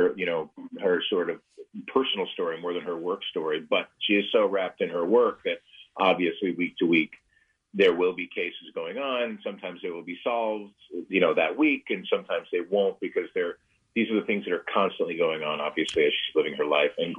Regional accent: Lakewood, New Jersey, United States; Seaside. Well, I'd say that, but Seaside or Point Pleasant.

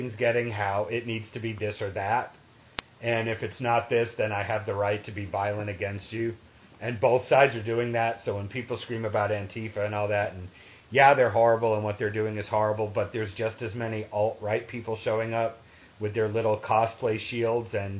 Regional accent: New England, United States; moved away; also born or lived in the South; I grew up in New England and, you know, moved to the South

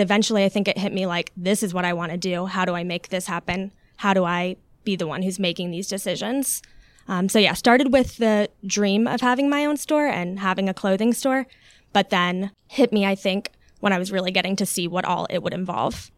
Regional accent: Alpharetta, Georgia, United States; also born or lived in Long Island, New York / Florida / Buckhead, Atlanta; when I was three, we moved there and grew up there

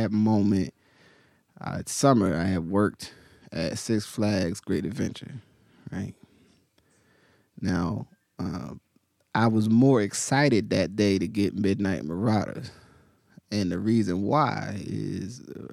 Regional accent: Willingboro, New Jersey, United States; where I grew up, primarily in Willowboro

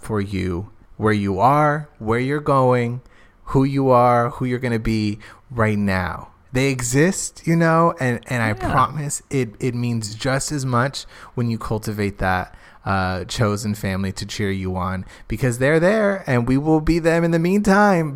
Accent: Phoenix, Arizona, United States; moved away; my hometown

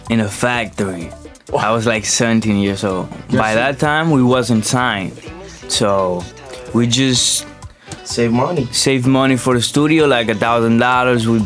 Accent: Dominican Republic; I grew up listening to bachata in the Dominican Republic.

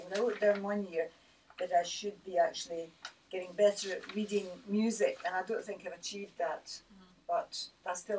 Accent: Scotland, United Kingdom; being Scottish

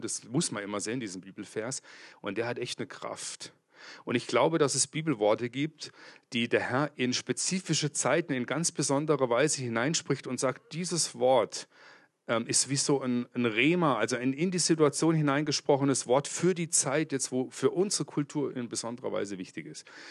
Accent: Kempten, Bavaria, Germany; Ich komme aus Kempten im Allgäu. Das liegt zwischen Bodensee und München.

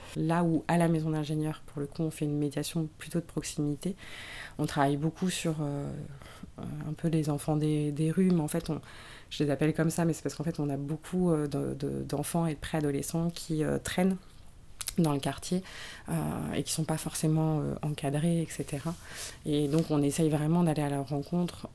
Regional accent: Bruay-la-Buissière, Hauts-de-France, France; Moi, je viens de la région, je viens du bassin minier, je viens de Bruy-la-Buissière

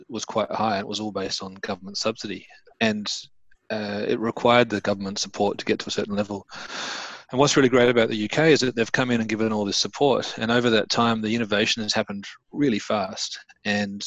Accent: Australia; now in United Kingdom; I'm from Australia

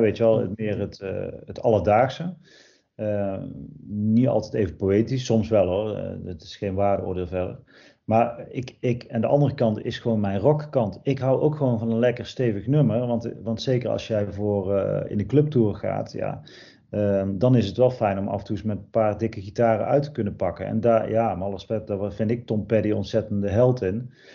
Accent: Erp, North Brabant, Netherlands; Erp, ja, dat is het dorp waar ik ben geboren en opgegroeid

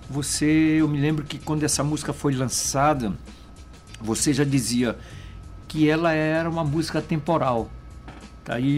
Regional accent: São Luís, Maranhão, Brazil; eu cresci né, ali na, na São Talhão, na Cando Ribeiro, ali com essa influência do carnaval é, da Madre Deus, da São Talhão.

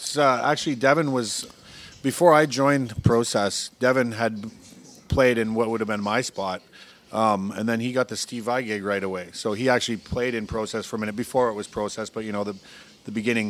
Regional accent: Alberta, Canada; moved away as an adult; now in Vancouver, Canada; I was born here, but I was raised in Alberta.

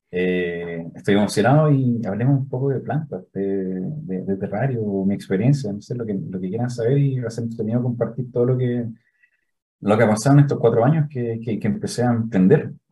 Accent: Santiago, Santiago Metropolitan Region, Chile; Yo soy de Santiago, eh, nacido criado en la hermosa comuna de Las Condes

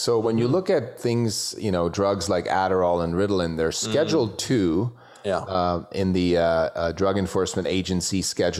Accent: Switzerland; I grew up in Switzerland

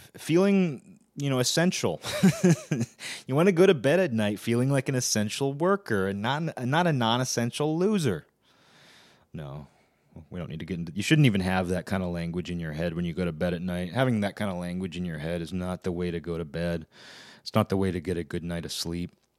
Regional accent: Pacific Northwest, United States; also born or lived in Olympia, Washington; I'm from the Pacific Northwest.

